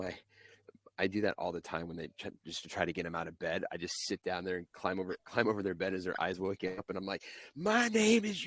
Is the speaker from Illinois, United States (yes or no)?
yes; suburbs of Chicago, the Midwest, Illinois, United States; I grew up in the Midwest, in the suburbs of Chicago mostly